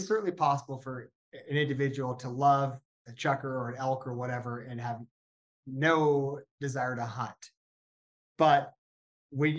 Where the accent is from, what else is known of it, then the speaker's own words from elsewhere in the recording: Northern California, United States; I grew up in Northern California